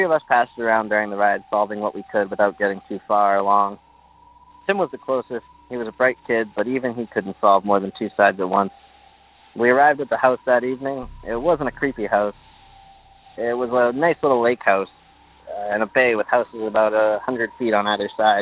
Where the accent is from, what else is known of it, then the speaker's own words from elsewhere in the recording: Massachusetts, United States; I'm from Massachusetts